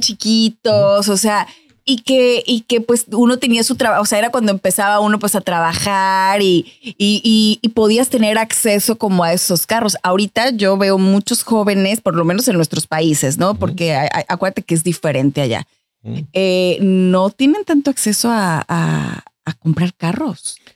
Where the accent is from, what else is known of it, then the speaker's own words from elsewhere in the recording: Mexico; moved away as an adult; now in United States; en mi país, en México